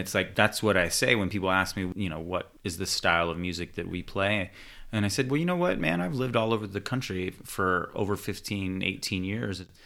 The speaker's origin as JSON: {"language": "English", "town": "Houston", "region": "Texas", "country": "United States", "tie": "born or raised there", "said": "I was born in America as an inner-city kid in Houston, Texas"}